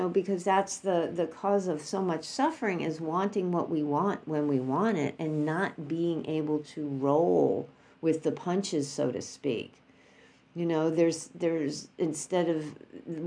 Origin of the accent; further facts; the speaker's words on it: New York, United States; moved away; we went back to New York, which is my hometown